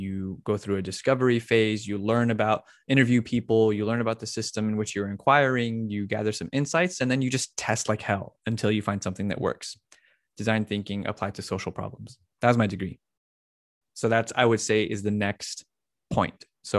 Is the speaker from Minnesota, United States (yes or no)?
no; Las Cruces, New Mexico, United States; I'm from Las Cruces, New Mexico.